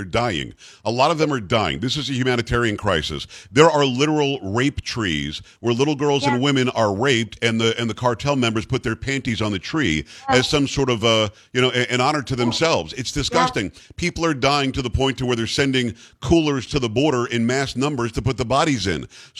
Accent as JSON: {"language": "English", "region": "South Florida", "country": "United States", "tie": "born or raised there", "said": "when I was growing up in South Florida, in 1980"}